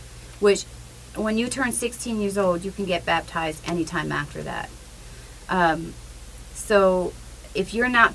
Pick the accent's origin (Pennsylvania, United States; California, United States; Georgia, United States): Pennsylvania, United States; Punxsutawney; moved away; also born or lived in Lancaster, Pennsylvania; in the area I grew up in Punxsutawney